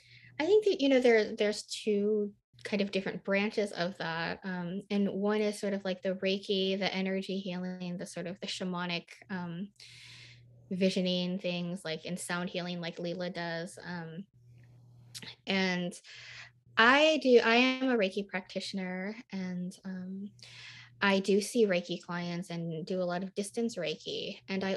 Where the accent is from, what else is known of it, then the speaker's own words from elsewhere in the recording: Midwest, United States; also born or lived in Nashville, United States; I lived in Nashville, Tennessee, and I was raised in the Midwest, which is very close to the South and has a lot of Southern culture